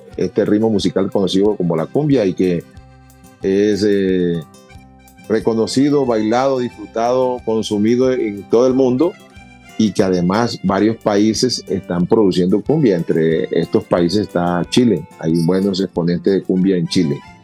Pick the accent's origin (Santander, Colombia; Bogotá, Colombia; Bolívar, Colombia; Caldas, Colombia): Bolívar, Colombia; Cartagena; nosotros somos de Cartagena de Indias donde nos, rodea el mar y nos sentíamos como en nuestra casa